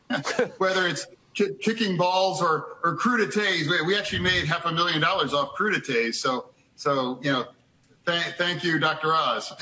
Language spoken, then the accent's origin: English; Midwest, United States; I grew up in the Midwest